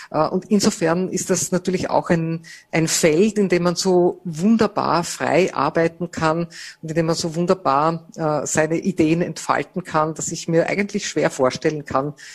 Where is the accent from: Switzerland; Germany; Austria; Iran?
Austria; Vorarlberg; accent: Vorarlberg dialect; now in Vienna, Austria; Das ist sozusagen mein Stück Vorarlberg, das ich mitgenommen habe nach Wien mit meinen äh, Geschwistern und Eltern